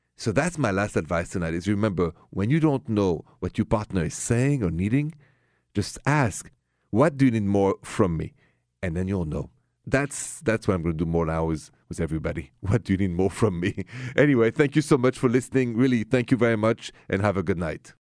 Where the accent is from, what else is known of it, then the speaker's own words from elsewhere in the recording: Paris, Île-de-France, France; moved away as an adult; also born or lived in Ohio; now in United States; So, as you know, and from my accent, I come from Paris, France